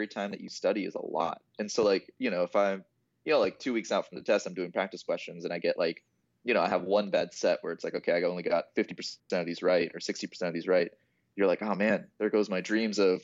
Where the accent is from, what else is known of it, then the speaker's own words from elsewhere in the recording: Mason, Ohio, United States; now in Dayton, United States; So, I'm from Mason, which is kind of Cincinnati area.